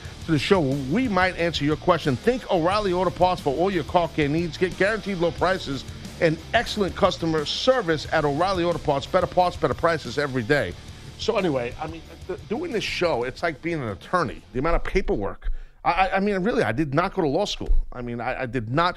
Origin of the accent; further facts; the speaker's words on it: the North, United States; I'm from the North